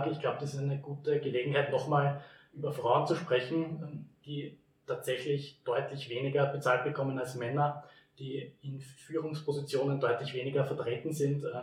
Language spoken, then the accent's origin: German; Herzogenburg, Lower Austria, Austria; würde jetzt nicht sehr glaubhaft wirken, wenn ich als Herzogenburger Werbung für Herzogenburg mache. Wie könntest du meine Heimat beschreiben, weil du bist ja doch des Öfteren auch bei uns im Dreisental?